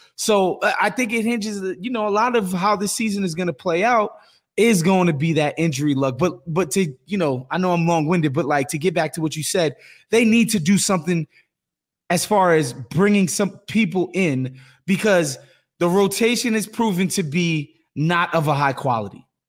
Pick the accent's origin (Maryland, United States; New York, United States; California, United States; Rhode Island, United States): New York, United States; As a New Yorker